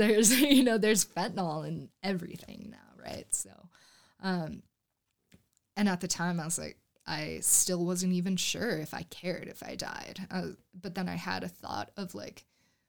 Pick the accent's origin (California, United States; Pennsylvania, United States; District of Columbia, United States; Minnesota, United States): Pennsylvania, United States; Scranton; moved away as an adult; also born or lived in Fort Collins, Colorado; now in Denver, United States; I grew up in Pennsylvania, a little suburb outside of Scranton